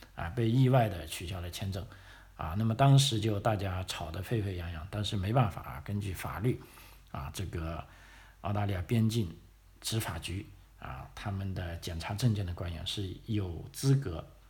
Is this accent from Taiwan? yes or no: no; China; moved away as an adult; now in Australia; 我们中国人来的话